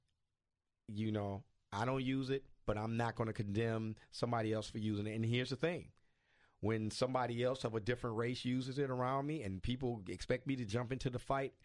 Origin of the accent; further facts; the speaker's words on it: United States; I'm not from Africa. I'm from here. I'm an American.